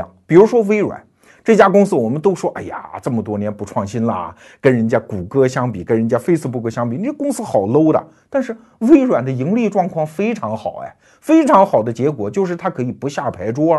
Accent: China; 我们中国人又聪明

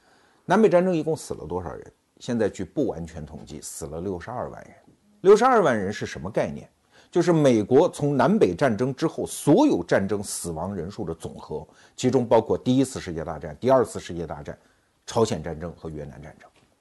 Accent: China; 包括我们中国人，

